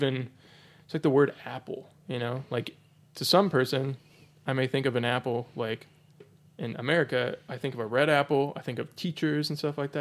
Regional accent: United States; as an American

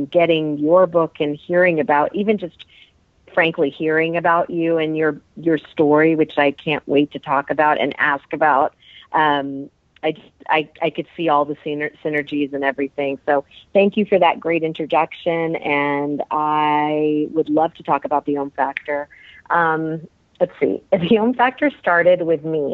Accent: India; moved away; I come from India

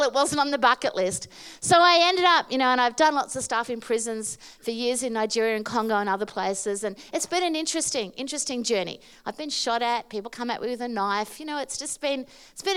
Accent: Australia; I'm from Australia.

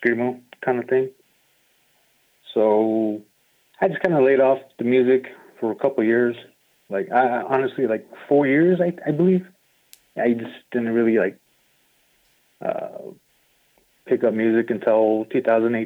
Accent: Sanders, Arizona, United States; I grew up in Sanders, Arizona, like a little reservation town.

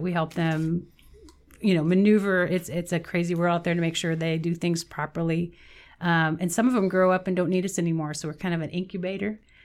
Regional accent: Meade, Kansas, United States; I grew up in Meade, Kansas. It's a small town in southwestern Kansas by the Oklahoma border

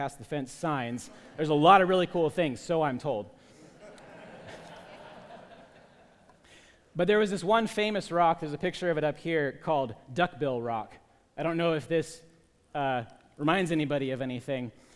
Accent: Portland, Oregon, United States; I grew up in Portland

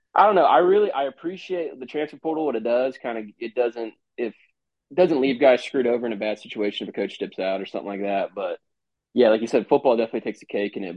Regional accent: Orlando, Florida, United States; moved away as an adult; I was from Orlando.

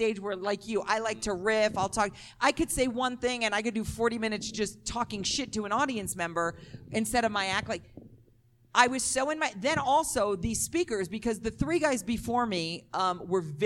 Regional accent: New York City, New York, United States; I'm from Brooklyn, though. We don't say y'all. We say use guys

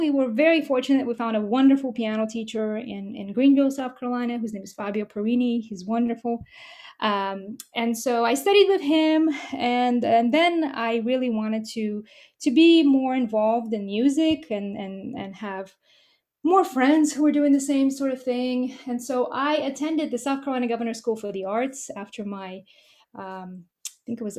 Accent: Moscow, Russia; also born or lived in Nashville, Tennessee / New York; now in Mississippi, United States; My mother is a composer and a pianist, and we are both from Moscow, Russia

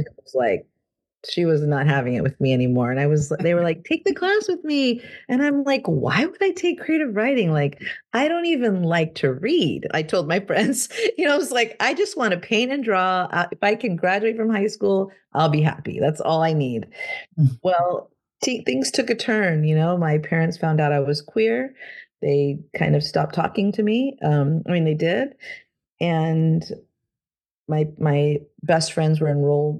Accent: Rio Grande Valley, Texas, United States; now in San Antonio, United States; grew up in the rgv

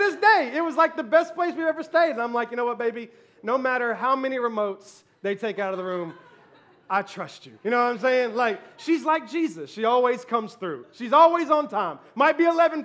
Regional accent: Memphis, Tennessee, United States; I was born and raised in Memphis, Tennessee

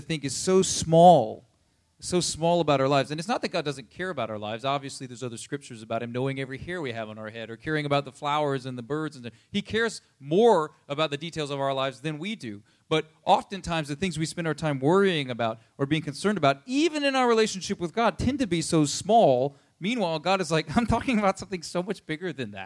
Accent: United States; we're American

